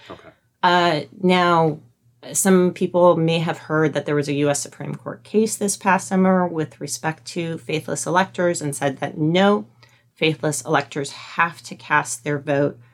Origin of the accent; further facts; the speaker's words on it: Albuquerque, New Mexico, United States; moved away as an adult; also born or lived in California; I grew up in Albuquerque